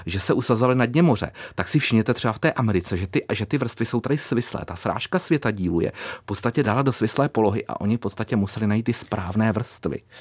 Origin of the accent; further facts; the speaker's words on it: Králův Dvůr, Central Bohemian Region, Czechia; já pocházím z Králova dvora, takže je to oblast mě blízká